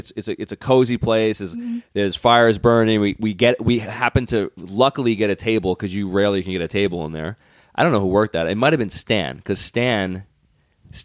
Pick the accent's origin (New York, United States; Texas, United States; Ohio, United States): New York, United States; growing up in New York, kids can be mean.